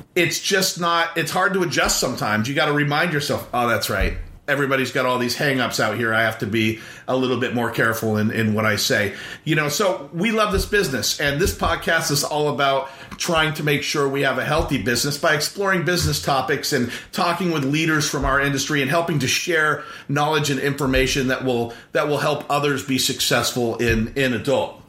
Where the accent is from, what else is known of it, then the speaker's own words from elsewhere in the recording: Central Coast, California, United States; I grew up in California, off the Central Coast in the Pacific Ocean.